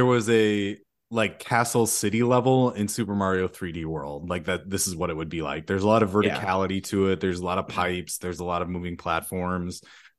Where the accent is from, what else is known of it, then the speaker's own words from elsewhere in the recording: Brooklyn, New York, United States; Brooklyn, that's where I grew up.